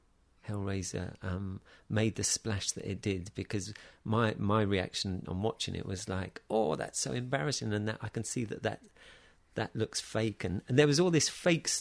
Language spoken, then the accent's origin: English; Taplow, South East England, United Kingdom; In Taplow, near Maidenhead.